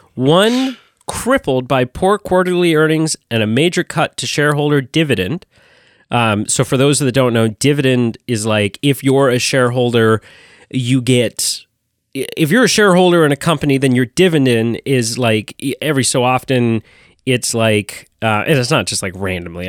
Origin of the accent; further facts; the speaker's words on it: Canada; as a Canadian